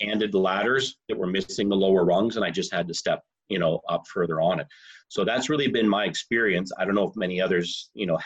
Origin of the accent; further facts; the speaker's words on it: Southern Alberta, Canada; the little town where I grew up in Southern Alberta.